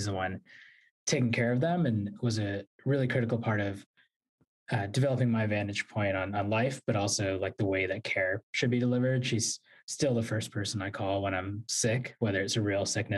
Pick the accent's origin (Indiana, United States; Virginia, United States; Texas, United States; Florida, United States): Virginia, United States; moved away as an adult; also born or lived in New York City; now in Washington, D.C., United States; I was born in New York City, grew up in Virginia, and have lived in Washington, D.C. and spent a lot of time in New York ever since